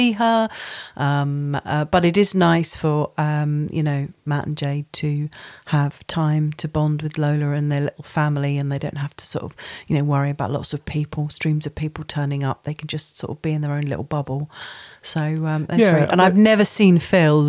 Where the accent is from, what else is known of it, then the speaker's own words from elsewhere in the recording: United Kingdom; we're British